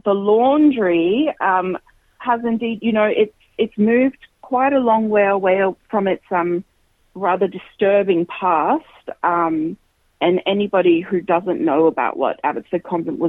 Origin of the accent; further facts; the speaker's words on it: Queensland, Australia; I grew up in Queensland, and I started playing in youth ensembles in Queensland from when I was 7 years old